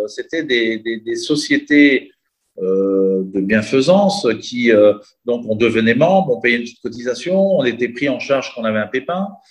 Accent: Chambéry, Auvergne-Rhône-Alpes, France; moved away as an adult; also born or lived in Entremont valley, Chartreuse / Chamonix; now in Dubai, United Arab Emirates; je suis originaire donc de la vallée des Entremonts, en Chartreuse. J'ai passé mon enfance à Chambéry

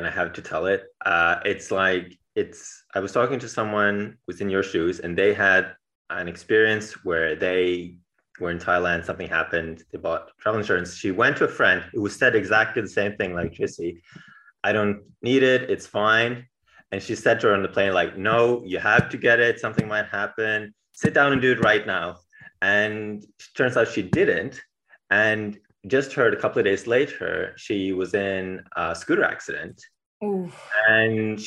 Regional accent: Bergen, Vestland, Norway; I was born in Bergen, Norway, on the west coast of Norway

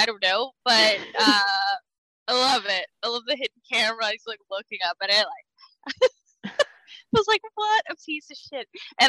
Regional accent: El Centro, California, United States; Growing up in El Centro, there's a lot of Kevin Bacons.

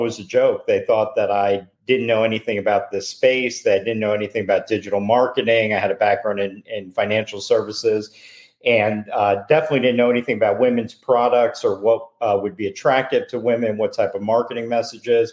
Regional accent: Boca Raton, Florida, United States; I grew up in Boca

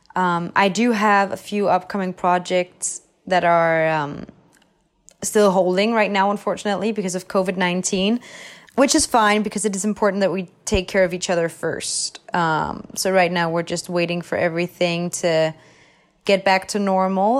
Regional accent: Copenhagen, Capital Region of Denmark, Denmark; moved away as an adult; now in Los Angeles, United States; I was from Copenhagen, which is the capital

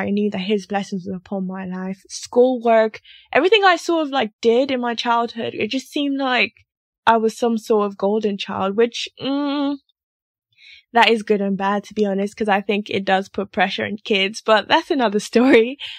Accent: Lagos, Nigeria; my parents are Nigerian, I'm Nigerian, but they moved to Nigeria as missionaries. So missionaries technically, but they were in their home country. So I grew up in Lagos, Nigeria

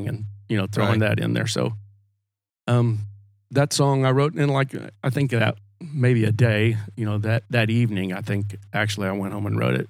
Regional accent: Oklahoma, United States; also born or lived in Stillwater, Oklahoma / Alva, Oklahoma / Waukomis, Oklahoma; I was born in Stillwater. My folks, my dad worked for the USDA, so we moved around Oklahoma

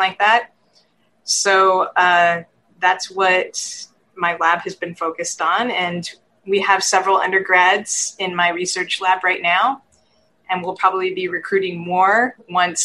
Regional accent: Texas, United States; moved away as an adult; now in California, United States; I originate from Texas, so born and raised in Texas.

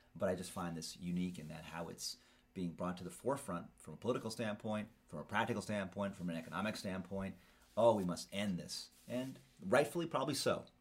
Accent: California, United States

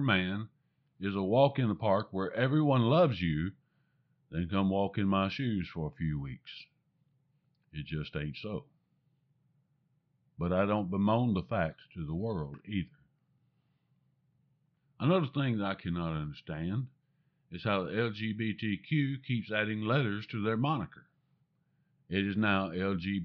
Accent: the American South, United States; I'm a Southerner, and I have difficult enough time speaking the English language

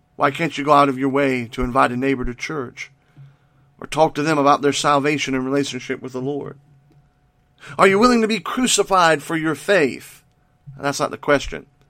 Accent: United States; you and I as American Christians

